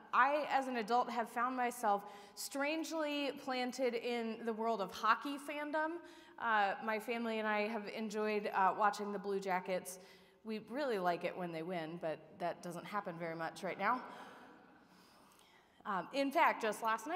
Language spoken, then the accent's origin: English; Upper Sandusky, Ohio, United States; I was the ball girl for the Upper Sandusky Lady Rams